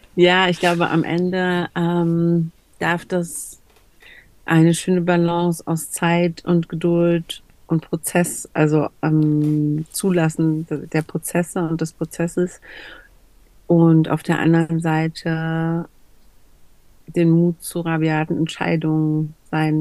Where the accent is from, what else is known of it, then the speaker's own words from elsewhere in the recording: Berlin, Germany; ich komme aus Berlin, ich bin Deutsche